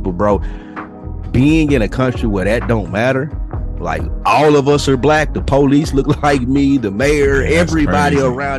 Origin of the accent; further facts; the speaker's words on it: the South, United States; I'm from the South too.